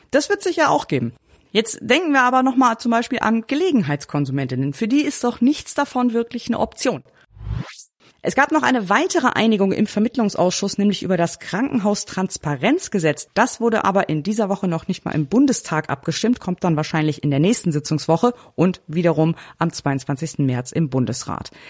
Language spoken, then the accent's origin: German; Northern Germany, Germany; Ich bin ja auch ein Norddeutscher und man sieht mir meine Freude nicht unbedingt an, aber ich freue mich richtig.